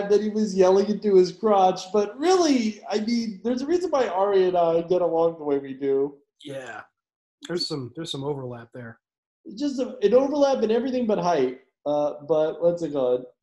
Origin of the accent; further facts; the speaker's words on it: Ireland; All the time. I'm Irish, man.